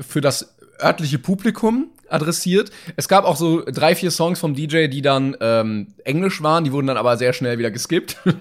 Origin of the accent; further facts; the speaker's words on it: Germany; als Deutsche.